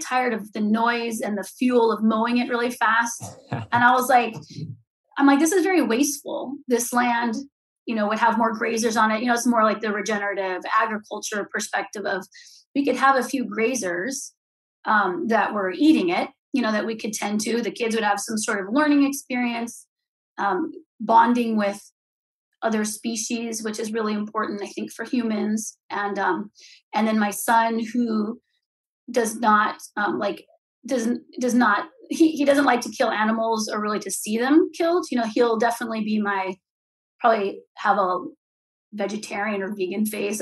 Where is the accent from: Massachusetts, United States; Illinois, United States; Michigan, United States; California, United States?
California, United States; moved away as an adult; also born or lived in Ventura, California; growing up in California in apartments